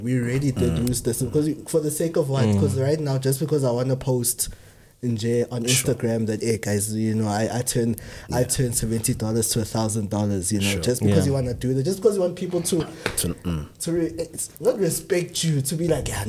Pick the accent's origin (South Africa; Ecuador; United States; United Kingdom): South Africa